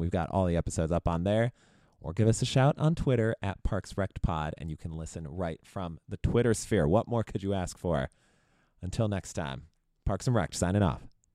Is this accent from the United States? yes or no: yes; Chicago, Illinois, United States; I grew up in Chicago area